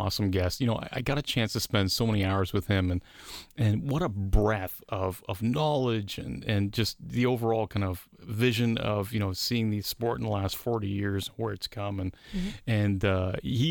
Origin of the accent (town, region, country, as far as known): Canada